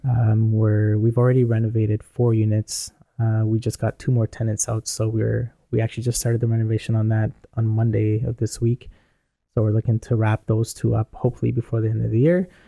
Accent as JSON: {"language": "English", "town": "Toronto", "region": "Ontario", "country": "Canada", "said": "I'm from Toronto"}